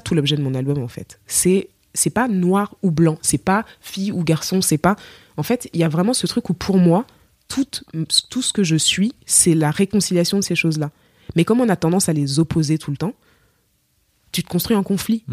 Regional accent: Cameroon; accent: Cameroonian; moved away as an adult; now in France; je suis camerounaise

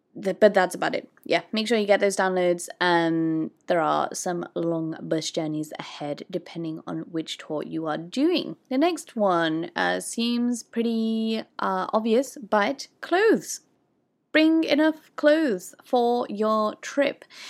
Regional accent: United Kingdom; moved away; I'm, I'm British

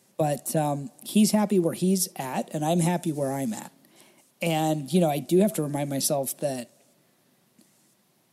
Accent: Indiana, United States; I was born in Indiana, deep inside the Independent Fundamental Baptist cult.

